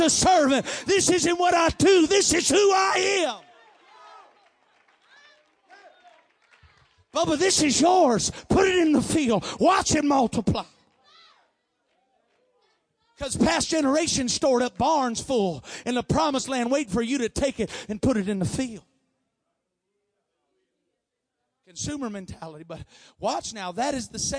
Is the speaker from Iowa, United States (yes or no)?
yes; Iowa, United States; I'm from Iowa